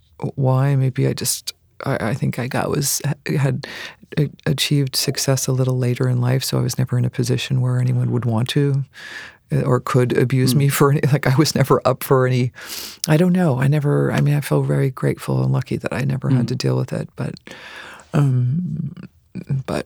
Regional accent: Ohio, United States; also born or lived in Boston, Massachusetts / Dayton, Ohio / Cincinnati, Ohio; I was born in Boston, and then we moved to Ohio, to Dayton and Cincinnati

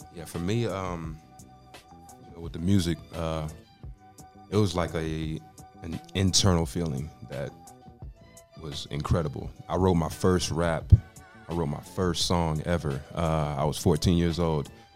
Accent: Austin, Texas, United States; also born or lived in Dallas, Texas; I grew up in Austin

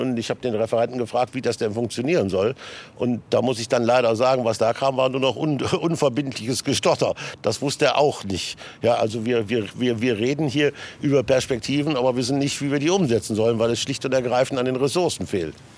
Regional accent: Großalmerode, Hesse, Germany; In meinem Heimatort äh, Großamerode in der Nähe von Kassel

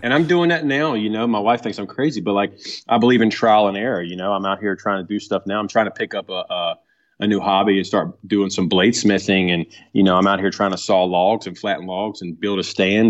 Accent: Blue Ridge Mountains, Virginia, United States; now in Carthage, North Carolina, United States; I was born in Virginia, um, and right, right on the outskirts of the Blue Ridge Mountains. Um, so I was, grew up a mountain boy

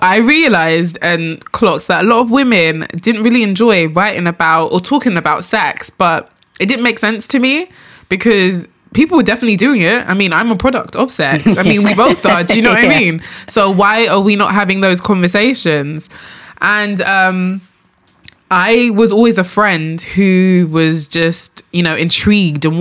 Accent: London, United Kingdom; also born or lived in Enfield / Nigeria; born and raised in London, of course.

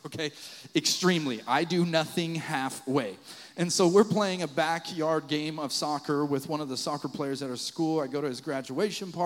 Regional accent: Fort Collins, Colorado, United States; moved away; I wanted to go to Colorado State University in my hometown of Fort Collins, Colorado

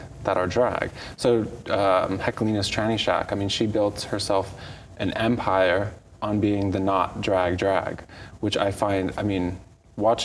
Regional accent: San Francisco, California, United States; I grew up on Castro Street

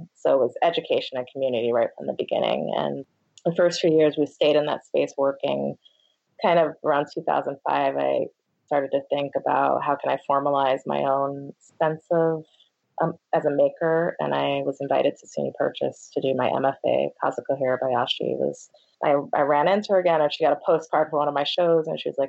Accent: New York City, New York, United States; It really started growing up in New York City. I came from a very artistic family. My parents are musicians

